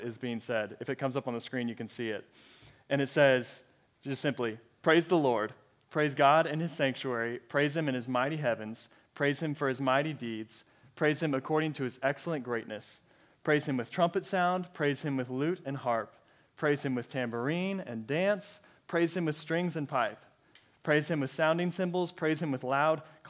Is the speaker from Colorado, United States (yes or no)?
yes; Colorado, United States; moved away as an adult; also born or lived in Texas; now in Allen, Texas, United States; I am originally from Colorado. It's my home state, born and raised there, and then moved down to Texas a couple years ago, and I have stayed